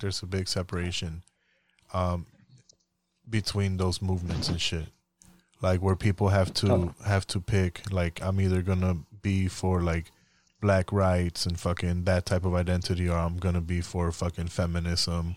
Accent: Puerto Rico; now in United States; growing up in Puerto Rico

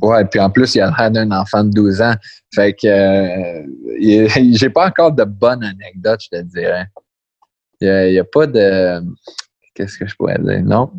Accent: Montreal, Quebec, Canada; now in Pittsburgh, United States; je viens de Montréal

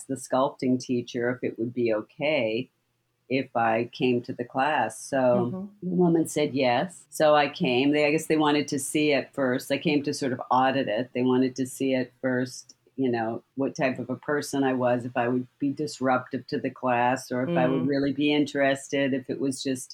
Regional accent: Canada; I grew up in Canada.

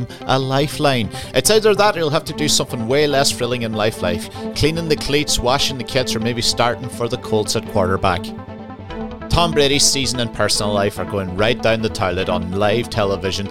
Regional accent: Lifford, County Donegal, Ireland; moved away; also born or lived in Dunfanaghy / Edinburgh; I'm from Lifford

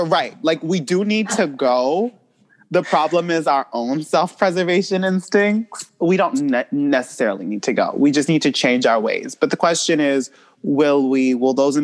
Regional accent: United States; I was born here

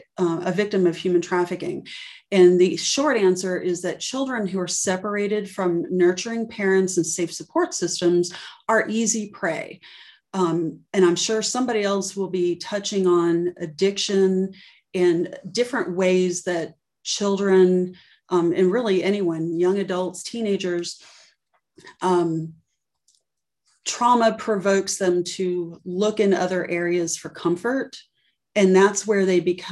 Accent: Miami, Florida, United States; I'm from Miami, and I saw a lot growing up

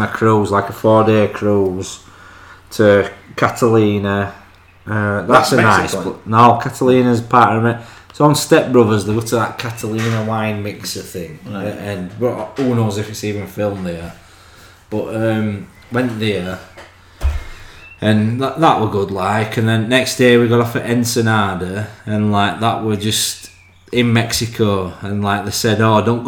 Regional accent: England, United Kingdom

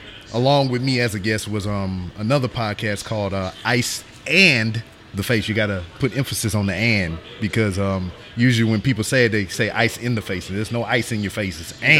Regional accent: Louisiana, United States; I know them, because I'm from Louisiana, and usually my accent comes out when I get around my friends and family

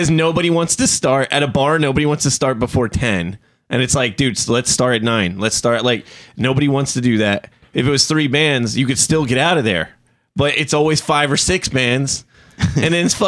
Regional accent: New Jersey, United States; I'm from New Jersey

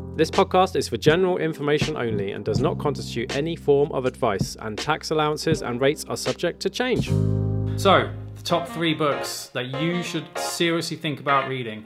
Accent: England, United Kingdom; as English doctors

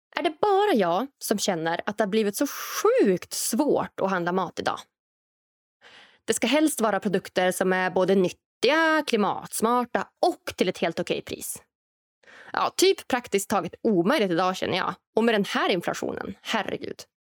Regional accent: Norrland, Sweden; framtidslandet Norrland, där jag kommer ifrån

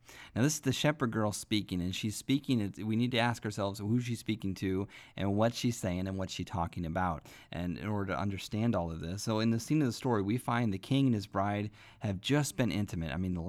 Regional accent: Midwest, United States; I remember growing up in church hearing the preachers preach, and I grew up in the Midwest, and we had tent revivals all the time

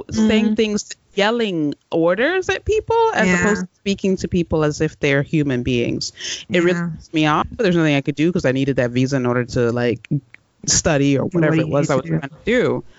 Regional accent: United States; I was a green card holder for a long time, and I'm American, regardless of what the passport is at this point. I've grown up here. This is home

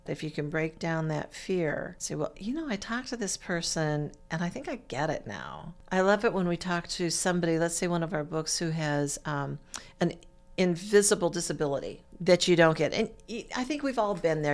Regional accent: Stockton, California, United States; moved away as an adult; also born or lived in Monterey Bay area, California / Maine / Iowa; now in Muncie, United States; I was, uh, born and raised in California. I'm a California girl

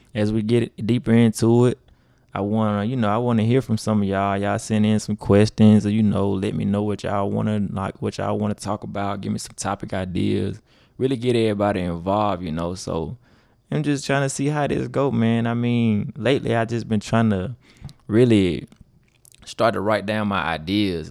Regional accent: Grenada, Mississippi, United States; from Grenada, Mississippi

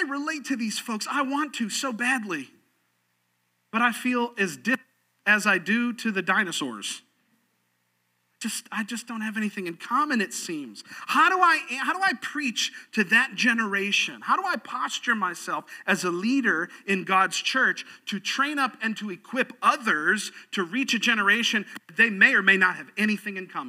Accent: Sarasota, Florida, United States; I was growing up in Sarasota, Florida

